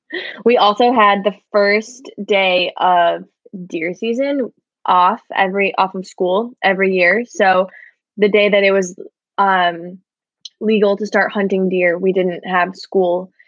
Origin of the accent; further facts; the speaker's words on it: Michigan, United States; now in Brooklyn, United States; I live in Bushwick, Brooklyn, and I am originally from Michigan.